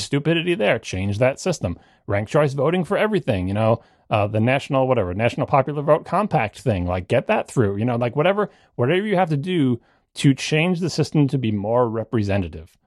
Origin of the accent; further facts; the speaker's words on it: Long Island, New York, United States; I grew up on Long Island